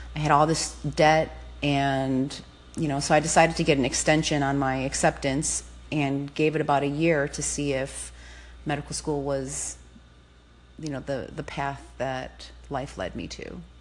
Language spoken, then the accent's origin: English; Cicero, Illinois, United States; I grew up in Cicero, uh, which was a tough neighborhood